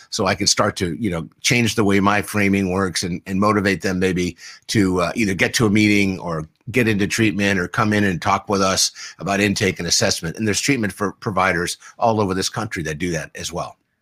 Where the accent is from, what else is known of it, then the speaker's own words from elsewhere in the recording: San Diego, California, United States; I grew up here in San Diego